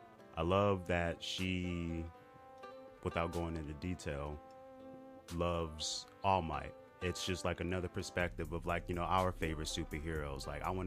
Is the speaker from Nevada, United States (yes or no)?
yes; Las Vegas, Nevada, United States; moved away as an adult; also born or lived in Flint, Michigan; now in California, United States; I moved out from Michigan, moved out to Vegas, and kind of lived my life from there. Until July, this past July, I moved to California.